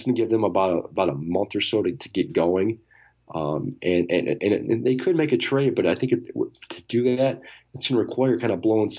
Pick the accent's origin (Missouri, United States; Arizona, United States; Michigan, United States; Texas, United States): Michigan, United States; Detroit; We're from Detroit, so I think you know, as a Detroiter, you feel this attachment to him just because of the city.